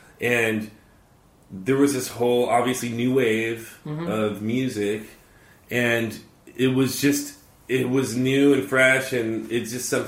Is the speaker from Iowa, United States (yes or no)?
no; Harbor City, California, United States; born or raised there